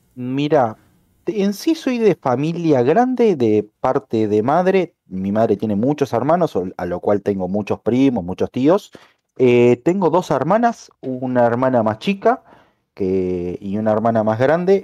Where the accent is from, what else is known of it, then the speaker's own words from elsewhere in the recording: Montevideo, Uruguay; soy de Uruguay, como muchos ya lo saben, más precisamente de Montevideo